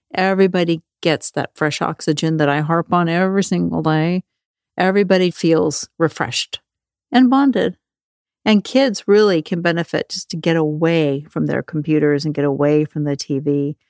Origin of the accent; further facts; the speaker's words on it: Norway; moved away; when I was a kid growing up in Norway